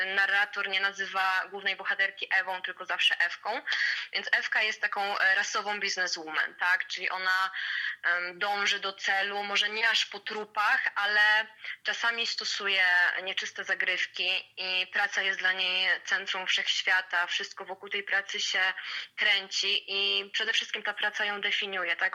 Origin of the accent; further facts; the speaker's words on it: Łęczyca, Łódź Voivodeship, Poland; pochodzę z Łęczycy, która jest małym miastem